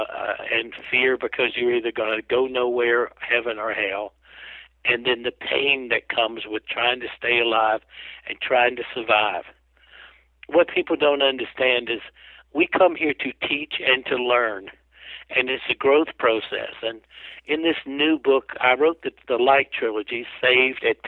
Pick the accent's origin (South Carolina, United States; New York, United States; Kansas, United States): South Carolina, United States; I'm from South Carolina. I grew up as a jackass, you know, tough guy